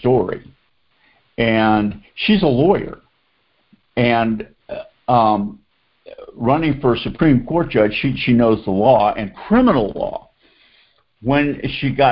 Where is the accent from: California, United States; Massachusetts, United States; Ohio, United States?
Massachusetts, United States; Boston; now in Atlanta, United States; I grew up in Boston, so I'm a Celtics, Red Sox, Patriots, Bruins fan.